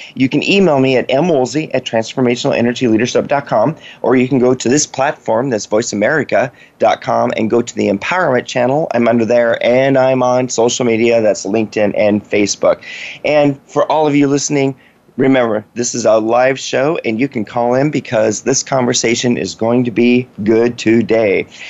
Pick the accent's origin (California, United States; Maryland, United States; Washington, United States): Washington, United States; also born or lived in West Virginia; I grew up in Washington State